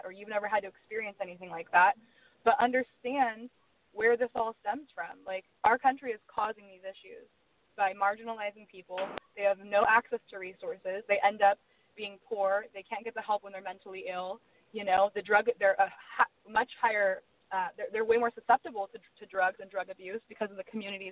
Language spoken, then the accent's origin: English; United States; I am an American